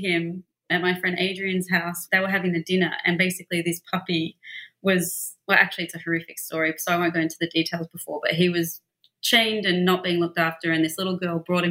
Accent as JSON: {"language": "English", "town": "Melbourne", "region": "Victoria", "country": "Australia", "tie": "born or raised there", "also_born_or_lived": "London", "moved": "as an adult", "lives_now": "Los Angeles, United States", "said": "I grew up in Melbourne, Australia"}